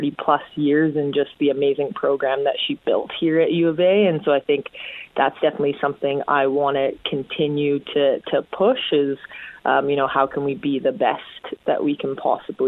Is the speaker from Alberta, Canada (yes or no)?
yes; Calgary, Alberta, Canada; also born or lived in Edmonton; I'm originally from Calgary